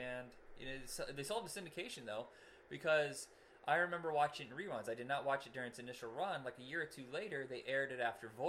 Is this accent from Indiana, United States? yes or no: yes; Indiana, United States; we're from Indiana.